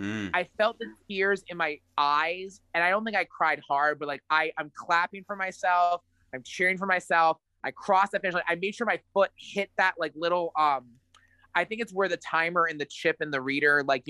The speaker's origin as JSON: {"language": "English", "country": "United States", "said": "This is horrible. I'm an American. Football's like the biggest thing here since like, you know, Buffalo Wings, and I don't know how many yards are in a football field."}